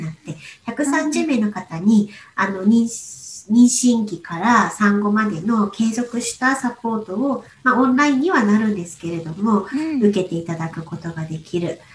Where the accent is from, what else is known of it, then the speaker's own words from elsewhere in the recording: Aichi, Japan; moved away as an adult; 私が愛知県出身なので、もう今実家がすぐ近くなんですね